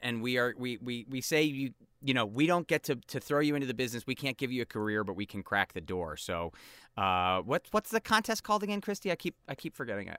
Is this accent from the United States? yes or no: yes; East Coast, United States; two of us are East Coast people here